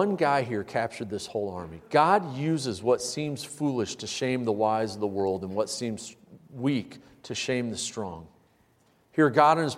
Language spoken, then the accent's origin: English; United States; I'm an American.